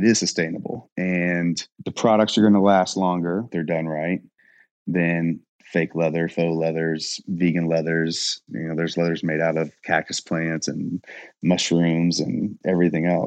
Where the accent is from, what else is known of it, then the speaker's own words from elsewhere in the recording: Louisville, Kentucky, United States; also born or lived in Indiana; I am from Louisville, Kentucky. I lived on the Indiana side and kind of traveled back and forth